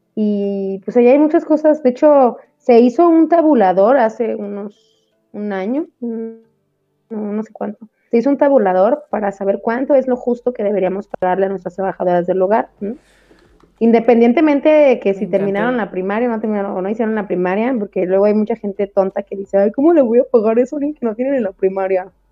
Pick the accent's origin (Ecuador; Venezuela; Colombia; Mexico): Mexico; cómo somos los mexicanos